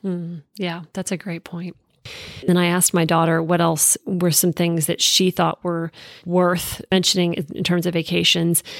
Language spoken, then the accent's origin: English; East Coast, United States; moved away; I grew up on the East Coast